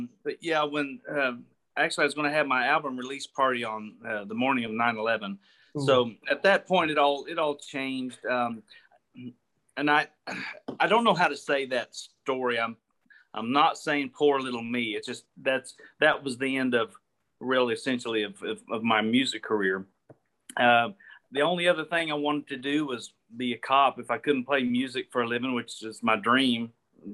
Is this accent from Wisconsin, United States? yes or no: no; Gravette, Arkansas, United States; Gravette is where I'm from. Gravette, it's right up in that top left corner, about 10 miles from Oklahoma and 7 from Missouri